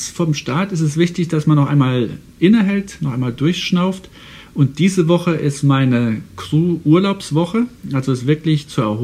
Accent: Saarland, Germany; Also ich komme ja aus dem Saarland und das Saarland war, als ich ein kleiner Junge war, ein Tieffluggebiet.

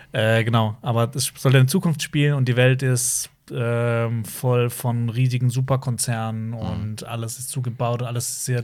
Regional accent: Baden-Württemberg, Germany; Obwohl wir alle aus dem gleichen Bundesland kommen

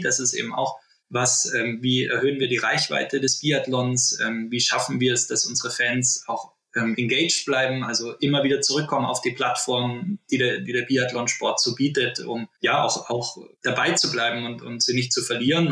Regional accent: Germany; also born or lived in Oberwiesenthal, Saxony / Berchtesgaden, Bavaria / Munich; Ich äh, bin in Oberwiesenthal und im Berchtesgaden aufgewachsen

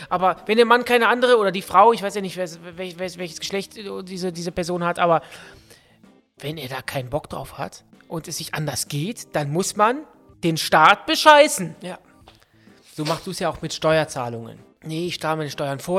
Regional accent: Austria; Ich bin aus Österreich und hier, geht, hier, gibt es noch den verpflichteten Grundwehrdienst beim Bundesheer.

